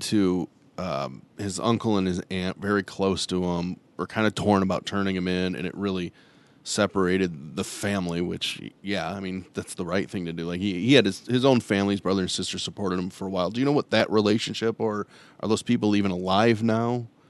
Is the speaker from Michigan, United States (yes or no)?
yes; Ann Arbor, Michigan, United States; growing up in Ann Arbor